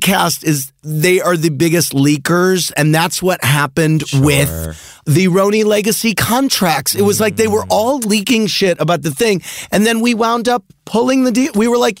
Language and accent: English; St. Louis, Missouri, United States; Sandoval's from St. Louis, my hometown.